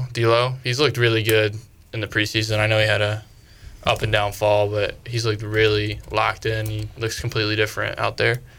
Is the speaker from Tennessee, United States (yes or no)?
no; Rockwell, North Carolina, United States; I grew up in Rockwell, North Carolina. It's out there in Salisbury.